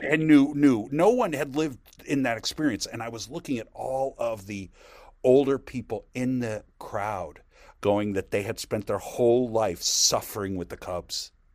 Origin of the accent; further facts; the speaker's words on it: Chicago, Illinois, United States; moved away; also born or lived in New York; I'm from Chicago, and I grew up a huge Cub fan. I was eight years old in nineteen sixty-nine